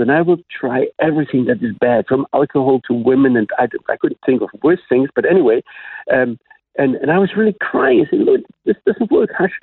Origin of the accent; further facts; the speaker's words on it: Black Forest, Baden-Württemberg, Germany; first language German; English is a second language; moved away as an adult; also born or lived in Mainz, Germany; now in Jerusalem, Israel; my parents took me away from there very soon, and I grew up in the Black Forest area.